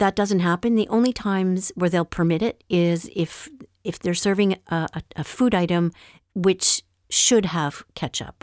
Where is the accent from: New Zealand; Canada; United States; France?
Canada; Montreal, Quebec; moved away; where I grew up in Montreal